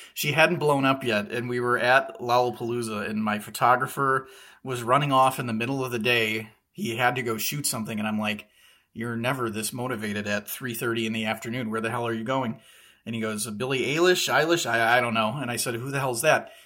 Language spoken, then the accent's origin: English; Chicago, Illinois, United States; growing up on the south side of Chicago